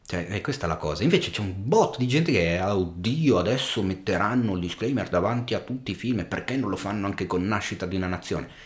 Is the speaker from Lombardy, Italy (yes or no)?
yes; Milan, Lombardy, Italy; sono del Giambellino